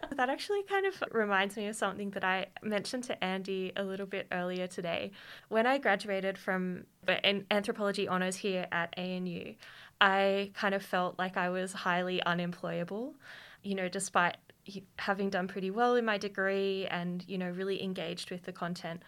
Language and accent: English; Queanbeyan, New South Wales, Australia; also born or lived in Canberra; I grew up in Queanbeyan